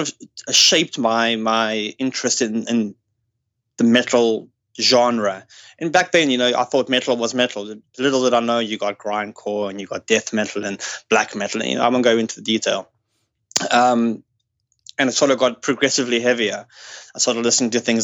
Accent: South Africa; moved away as an adult; now in United Kingdom; I am from South Africa

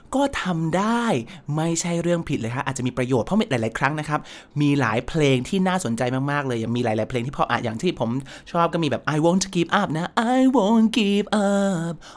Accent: Thailand; เด็กไทยเด็กวัดอย่างเรา

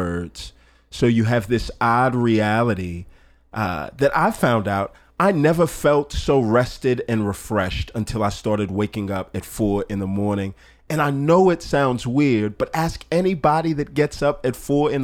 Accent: Texas, United States; my home country of Texas

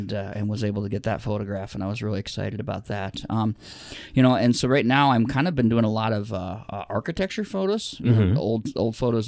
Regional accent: Rapid City, South Dakota, United States; now in Sioux Falls, United States; It's Rapid City. That's my hometown. I was born there

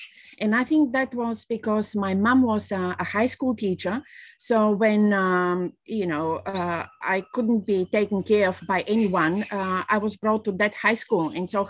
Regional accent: Bulgaria; moved away as an adult; I was born in Bulgaria

